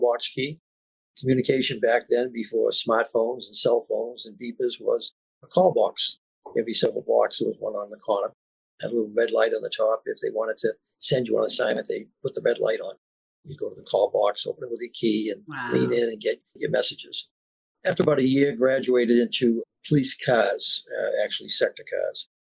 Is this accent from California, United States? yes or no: no; Boston, Massachusetts, United States; moved away; Dorchester. I grew up at Meeting House Hill, Mathis School.